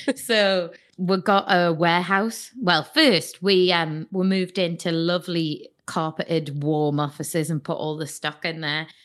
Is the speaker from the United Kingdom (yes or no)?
yes; Newcastle upon Tyne, North East England, United Kingdom; I'm from Newcastle, th, uh, the party city.